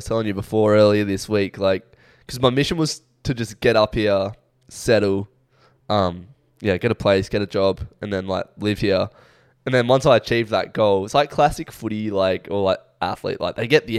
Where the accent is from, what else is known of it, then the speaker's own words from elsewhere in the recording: Mexico; You know, I'm Mexican.